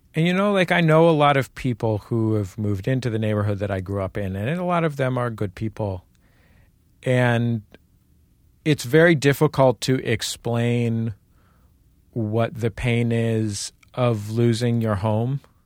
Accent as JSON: {"language": "English", "town": "San Francisco", "region": "California", "country": "United States", "tie": "born or raised there", "said": "I grew up in San Francisco, in the Mission District"}